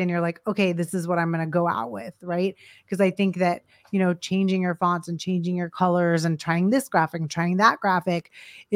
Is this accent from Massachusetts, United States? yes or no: no; Los Angeles, California, United States; moved away; I was from Los Angeles and I was designing movie posters